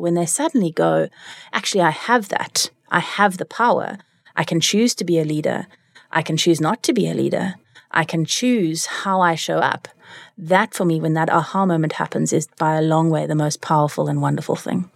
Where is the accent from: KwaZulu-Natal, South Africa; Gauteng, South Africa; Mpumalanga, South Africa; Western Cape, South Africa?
Western Cape, South Africa; Cape Town; also born or lived in California, United States; I am from Cape Town. I grew up here besides a stint in America, where I lived in California